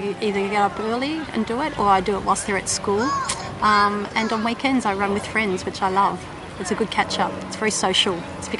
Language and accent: English; Melbourne, Victoria, Australia; I'm from Melbourne, Australia